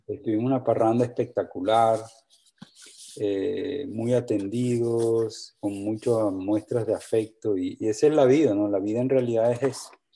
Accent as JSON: {"language": "Spanish", "town": "Valledupar", "region": "Cesar", "country": "Colombia", "moved": "yes"}